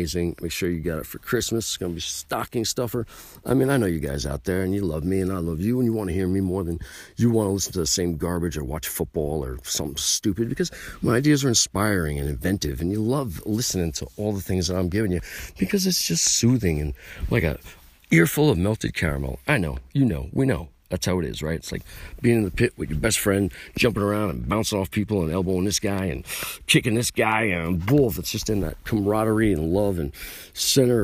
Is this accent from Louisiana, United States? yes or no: no; New York, United States; And I'm from New York.